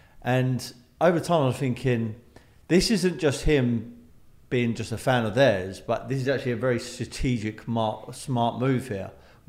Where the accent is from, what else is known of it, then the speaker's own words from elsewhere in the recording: London, United Kingdom; also born or lived in Bromley; I'm from London, right? I'm from South London originally. Tulse Hill, family from Brixton, Dulwich, you know, Crystal Palace, etc. Yeah. And then vented out into like more down than Bromley Way, etc.